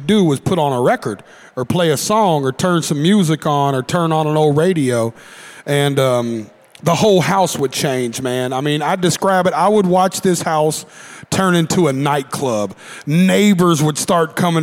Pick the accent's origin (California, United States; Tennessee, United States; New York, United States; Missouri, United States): Tennessee, United States; Nashville; I grew up in Antioch, Tennessee